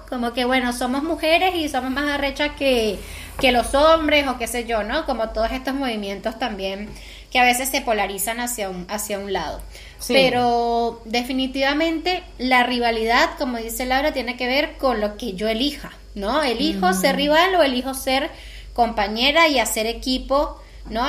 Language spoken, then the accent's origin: Spanish; Venezuela; nosotros somos de Venezuela